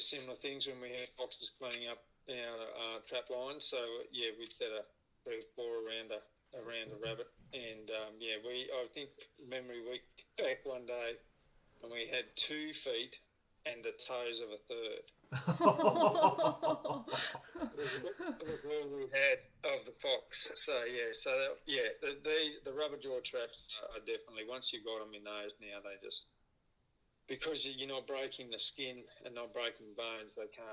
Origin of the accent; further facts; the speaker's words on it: New South Wales, Australia; I grew up in New South Wales